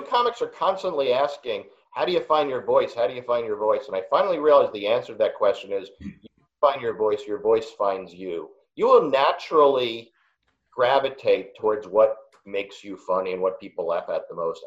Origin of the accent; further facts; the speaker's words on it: New York City, New York, United States; I'm from Queens and I went to Wharton